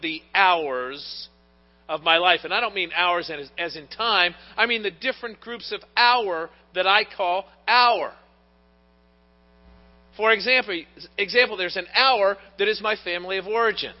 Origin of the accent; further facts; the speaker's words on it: Pittsburgh, Pennsylvania, United States; I was born in Pittsburgh